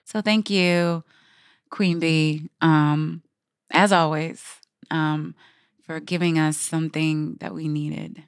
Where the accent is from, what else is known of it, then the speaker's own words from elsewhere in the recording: Guyana; I'm from Guyana